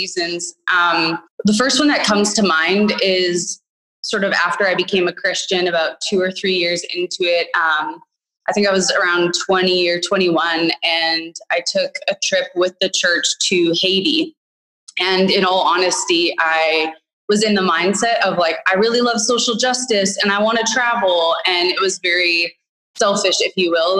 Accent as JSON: {"language": "English", "town": "Winnipeg", "region": "Manitoba", "country": "Canada", "tie": "born or raised there", "also_born_or_lived": "Asia", "moved": "as an adult", "said": "I grew up and lived in Winnipeg up until about 5 years ago when I moved to Asia"}